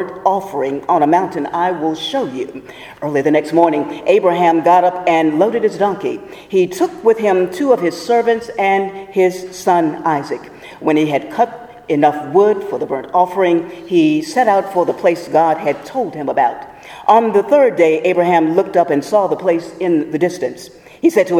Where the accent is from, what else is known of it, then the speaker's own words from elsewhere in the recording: Portsmouth, Virginia, United States; my hometown of Portsmouth, Virginia